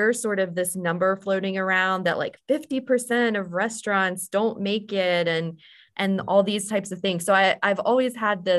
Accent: Roanoke, Virginia, United States; I am from Roanoke

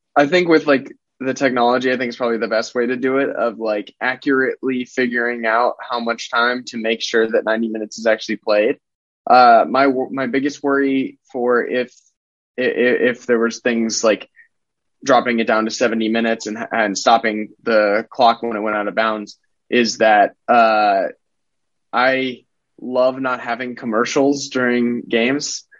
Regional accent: United States; as an American, I, I, I grew up watching American sports

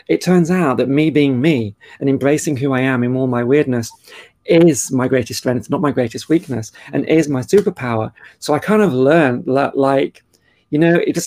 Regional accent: Cheshire, North West England, United Kingdom; moved away as an adult; also born or lived in Australia; I was born in Cheshire in the UK

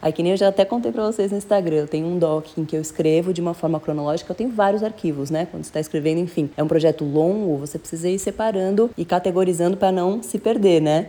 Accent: São Paulo, Brazil; Morei, nasci morei em São Paulo a vida toda

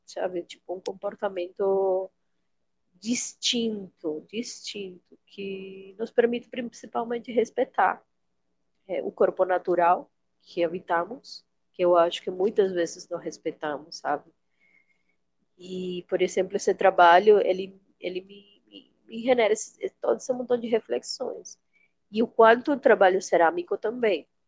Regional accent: Venezuela; Portuguese is a second language; moved away as an adult; now in Boa Vista, Brazil; sou venezuelana, venho de uma cidade quente

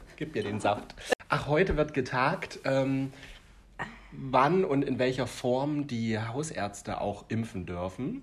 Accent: Thuringia, Germany; wir in Thüringen

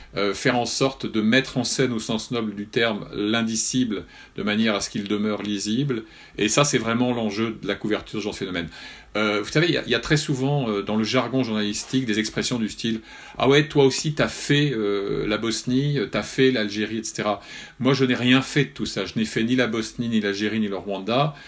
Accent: France; j'avais la chance d'avoir à 12 kilomètres de mon village de Bocanligny euh, la meilleure école de journalistes de France de l'époque

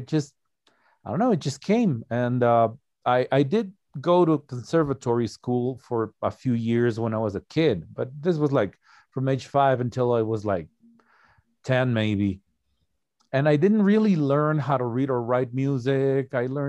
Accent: Ecuador; English is a second language; Oh, no. Actually, I'm from Ecuador, South America.

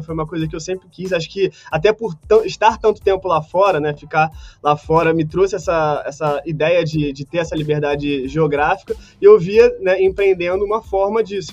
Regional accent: Brazil; nós brasileiros

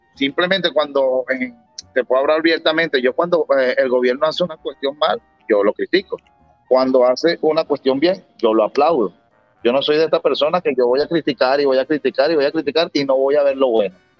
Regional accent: Venezuela; yo soy venezolano

